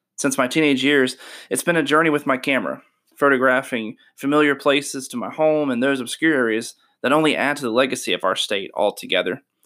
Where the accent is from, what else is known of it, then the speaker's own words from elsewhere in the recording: Shelby, North Carolina, United States; Born and raised in Shelby, North Carolina on May twenty-eighth, nineteen ninety.